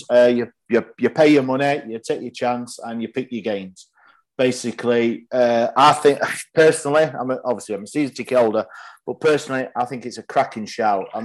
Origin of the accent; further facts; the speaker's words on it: Yorkshire and the Humber, United Kingdom; of course, I'm Yorkshireman.